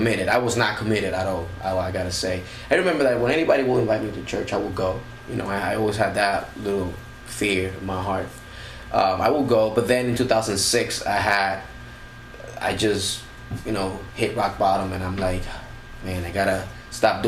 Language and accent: English; New Jersey, United States; I'm from New Jersey